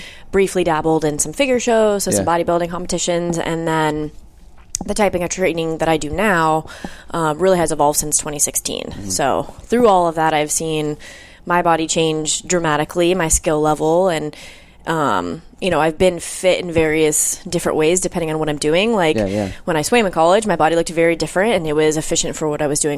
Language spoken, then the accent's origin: English; Denver, Colorado, United States; also born or lived in Florida; born and raised in Denver, Colorado.